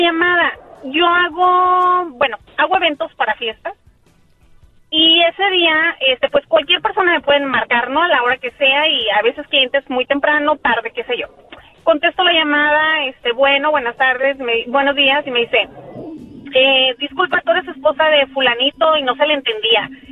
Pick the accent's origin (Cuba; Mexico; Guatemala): Mexico; Mexicali, Baja California; ¿de dónde soy? ah, Mexicali